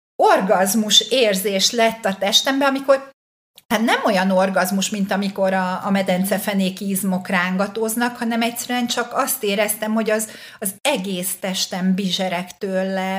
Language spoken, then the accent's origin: Hungarian; Hungary; hát nyilván magyar vagyok